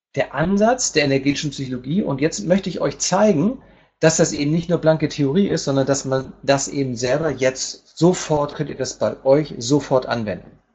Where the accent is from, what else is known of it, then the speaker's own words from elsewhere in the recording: Hamburg, Germany; moved away as an adult; now in Palma, Spain; ich komme ursprünglich aus Hamburg